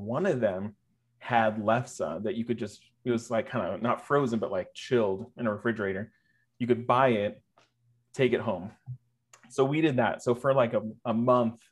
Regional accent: Poulsbo, Washington, United States; I was born in Paulsbo, Washington, which is kind of across the bay from Seattle

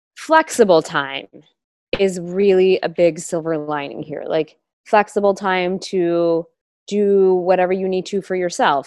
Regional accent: Los Angeles, California, United States; I was born and raised in Los Angeles

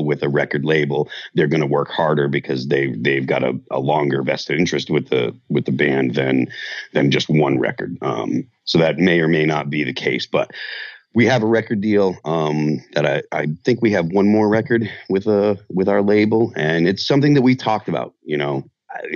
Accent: Chicopee, Massachusetts, United States; moved away as an adult; now in New Hampshire, United States; I grew up in Western Massachusetts

